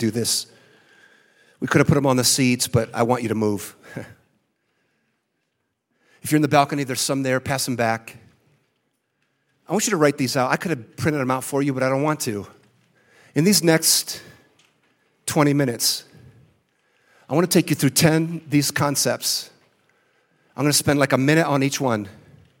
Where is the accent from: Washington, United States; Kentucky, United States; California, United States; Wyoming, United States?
California, United States; San Francisco; I was born in San Francisco